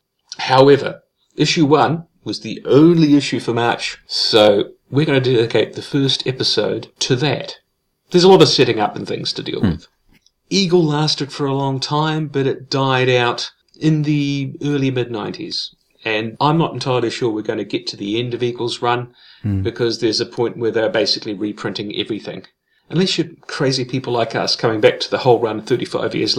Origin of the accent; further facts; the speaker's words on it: New Zealand; we're not American, we're New Zealanders.